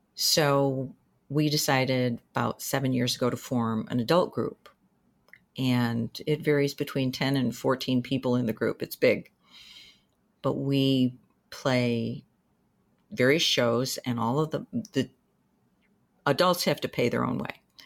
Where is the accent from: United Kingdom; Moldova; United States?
United States; Danbury, Connecticut; moved away as an adult; also born or lived in New Hampshire; I was born in Danbury, Connecticut. I went through most of my schooling there